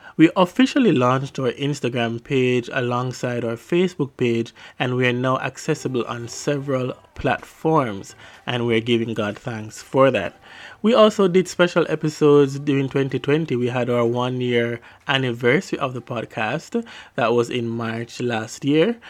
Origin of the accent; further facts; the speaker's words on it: Jamaica; accent: Jamaican patois; my Jamaican patois